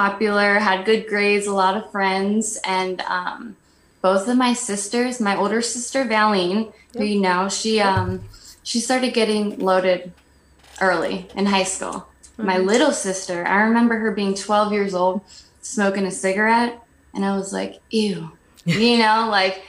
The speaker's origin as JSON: {"language": "English", "region": "New Jersey", "country": "United States", "tie": "born or raised there", "said": "I grew up in New Jersey"}